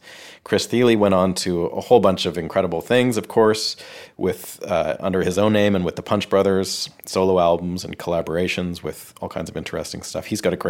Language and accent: English; Canada; moved away as an adult; now in Nashville, United States; coming to you from the Hen House Studio here in Nashville, Tennessee. I'm a Canadian guitarist, songwriter, producer, and engineer, and I've been living and working here in Nashville for the last 4 years.